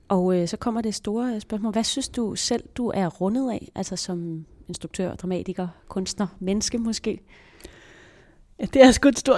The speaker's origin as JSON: {"language": "Danish", "town": "Copenhagen", "region": "Capital Region of Denmark", "country": "Denmark", "tie": "born or raised there", "said": "Jeg er øh, født og opvokset øh, i Nordvestkvarteret i København"}